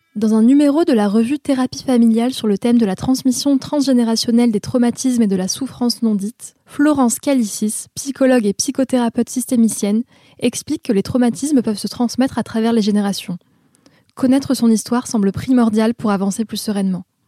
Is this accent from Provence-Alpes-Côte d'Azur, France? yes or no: yes; Vaucluse, Provence-Alpes-Côte d'Azur, France; moved away; je viens du Vaucluse